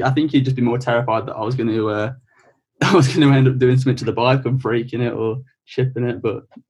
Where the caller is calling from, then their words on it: Horsforth, Yorkshire and the Humber, United Kingdom; West Yorkshire at the minute, a town called Horsforth.